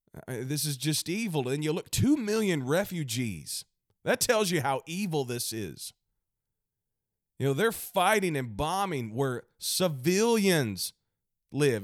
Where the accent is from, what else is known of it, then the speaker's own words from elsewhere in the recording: United States; as an American